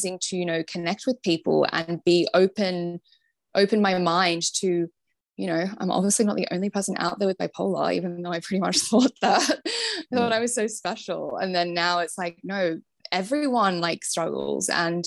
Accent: Sydney, New South Wales, Australia; moved away as an adult; now in London, United Kingdom; growing up in Sydney

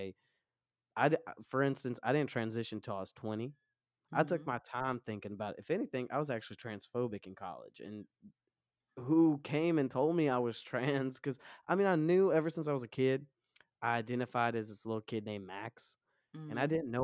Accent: Romania; now in United States; I am not from America. I'm from Romania. My parents raised me super Orthodox Christian

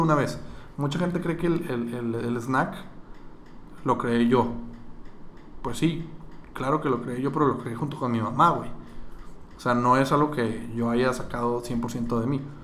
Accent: Monterrey, Nuevo León, Mexico; yo soy regio

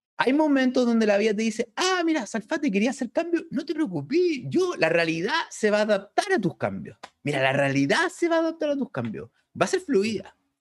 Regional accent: Chile; nosotros somos de Chile

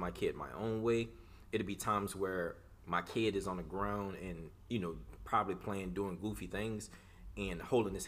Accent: New Orleans, Louisiana, United States; I'm from New Orleans

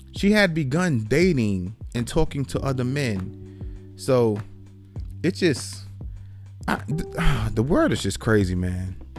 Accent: New York City, New York, United States; moved away; I'm from New York City

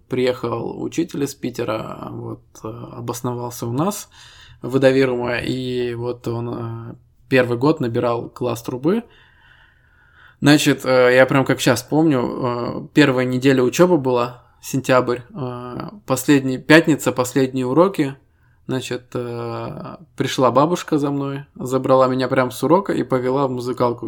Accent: Estonia; Мы ребята из Эстонии

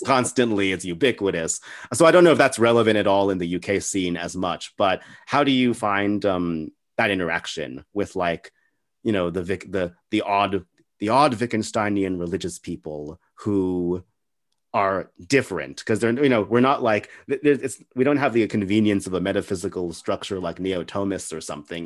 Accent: El Paso, Texas, United States; I'm from a city called El Paso

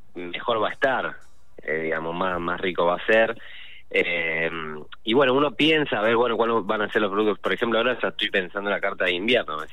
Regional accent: Rosario, Santa Fe, Argentina

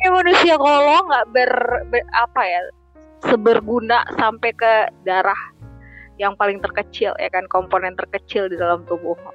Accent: North Sumatra, Indonesia; kakekku uh, opungku kalau Batak tuh bilangnya opung kebetulan saya Batak

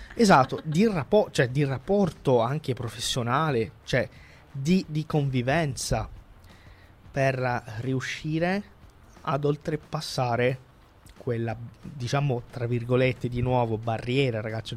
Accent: Calabria, Italy; della Calabria, da dove vengo io

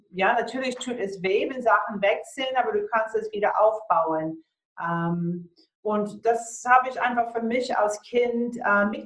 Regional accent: Florida, United States; Ich bin in Florida aufgewachsen und ähm, habe auch dort als Kleinkind einige so Hurricanes, diese ja, Tornados erlebt.

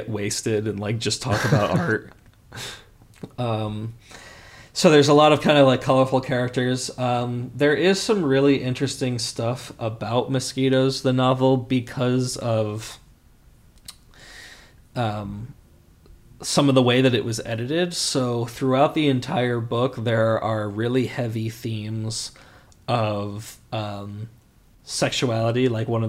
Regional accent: Connecticut, United States; moved away as an adult; now in Los Angeles, United States; my hometown in Connecticut

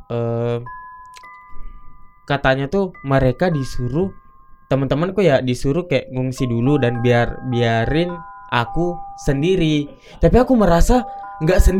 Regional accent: South Sulawesi, Indonesia; moved away; Nah, aku tuh dari Bugis gitu. Nah, setiap kita ngerantau pasti ada aja gitu yang kita pegang gitu.

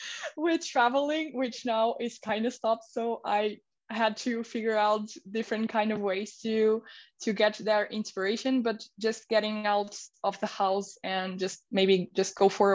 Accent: India; moved away; because I came from India and I started my Instagram page

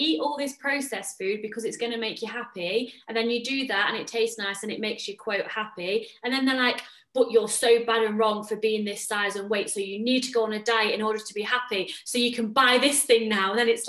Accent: England, United Kingdom; now in Netherlands; I live in the Netherlands. I mean, most people know that. If you're a new listener, mm-hmm. Hello, welcome. I'm English, but from the Netherlands.

